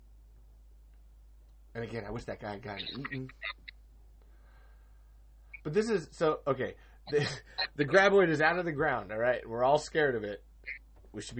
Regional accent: Iowa, United States; I'm from Iowa

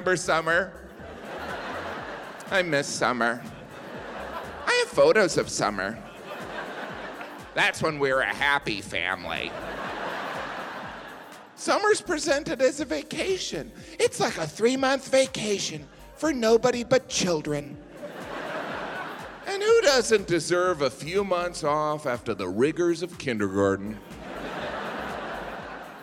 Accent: Midwest, United States; I'm from the Midwest

